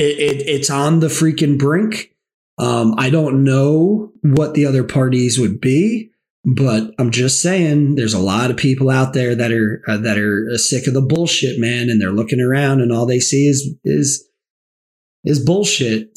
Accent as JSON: {"language": "English", "region": "the South", "country": "United States", "tie": "born or raised there", "said": "I'm from the South. I grew up in the South."}